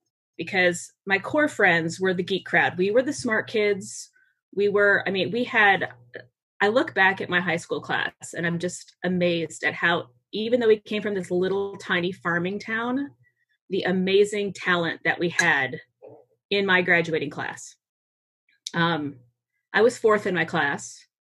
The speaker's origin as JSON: {"language": "English", "region": "Massachusetts", "country": "United States", "tie": "born there", "said": "I was born in Massachusetts. My mother and my father's family are both immigrant families."}